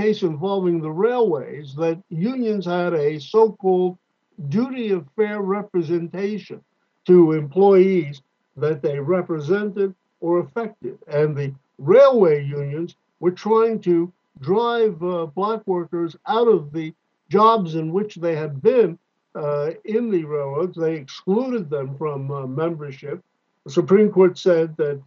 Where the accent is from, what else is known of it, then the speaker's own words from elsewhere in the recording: New Jersey, United States; moved away as an adult; also born or lived in Boston, Massachusetts; now in California, United States; My parents, our family moved to New Jersey